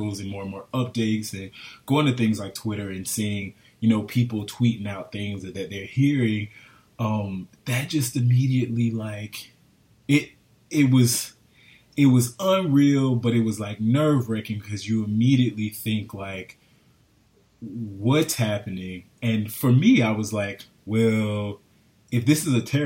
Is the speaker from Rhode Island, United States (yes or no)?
no; Florida, United States; This is home